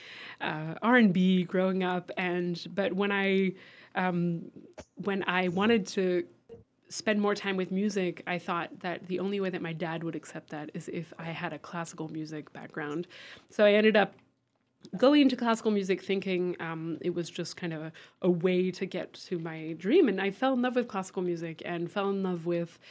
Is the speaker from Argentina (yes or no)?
no; France; now in Western Massachusetts, United States; I grew up in France